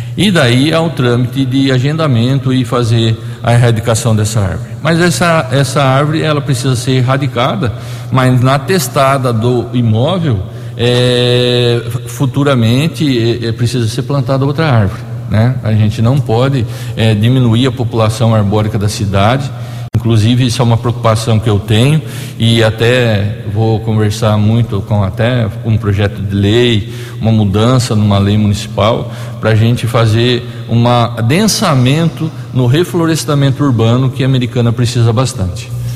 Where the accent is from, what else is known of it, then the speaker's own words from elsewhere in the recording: Borborema, São Paulo, Brazil; nós dois, por coincidência, somos da cidade de Borborema.